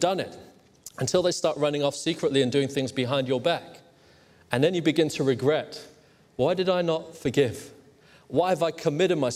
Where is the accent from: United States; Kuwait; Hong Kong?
Hong Kong; I grew up in Hong Kong.